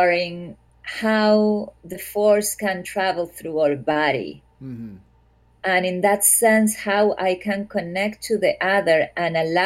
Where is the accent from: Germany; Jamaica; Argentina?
Argentina; Córdoba; moved away; I'm not from Buenos Aires, but I'm from Cordoba